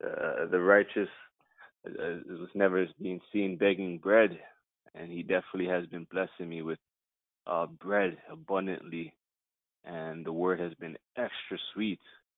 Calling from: Toronto, Ontario, Canada; I'm calling from Toronto, Canada

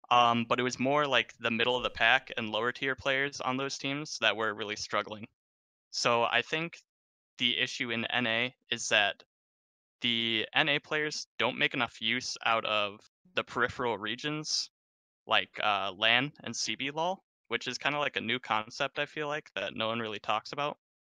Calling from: Chicago, Illinois, United States; Calling from Chicago, Illinois.

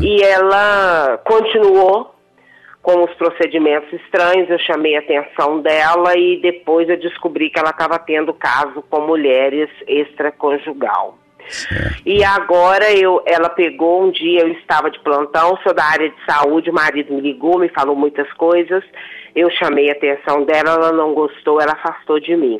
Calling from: Santa Luzia, Minas Gerais, Brazil; Belo Horizonte. Eu falo do, do bairro São Benedito, em Santa Luzia.

